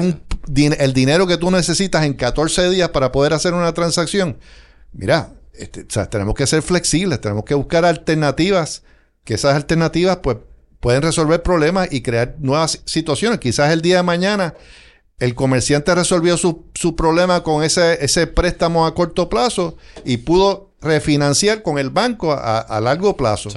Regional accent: Puerto Rico; moved away as an adult; now in West Palm Beach, United States

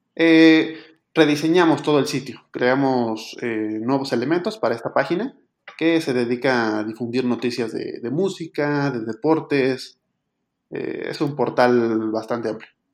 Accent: Mexico City, Mexico; soy originario de la Ciudad de México, México

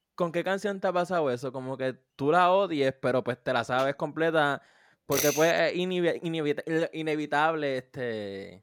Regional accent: Puerto Rico; mi pueblo en Puerto Rico

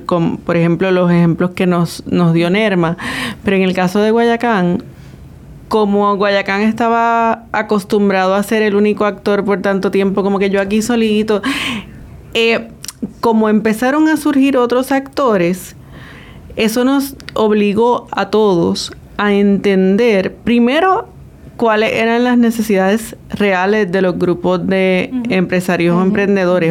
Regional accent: San Juan, Puerto Rico; moved away; yo nací en Santulce

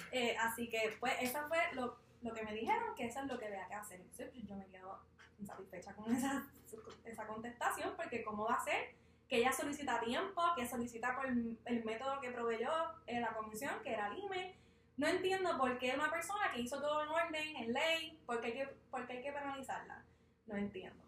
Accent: Ponce, Puerto Rico; Yo soy de Ponce

